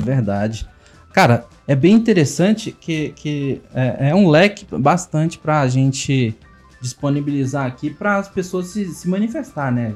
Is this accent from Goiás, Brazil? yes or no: yes; Luziânia, Goiás, Brazil; nós somos de Lusiânia praticamente é o cerrado